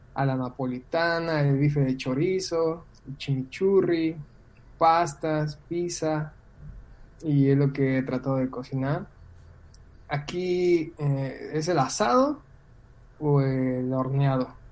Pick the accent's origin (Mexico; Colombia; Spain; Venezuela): Mexico; moved away as an adult; now in Argentina; dije, de México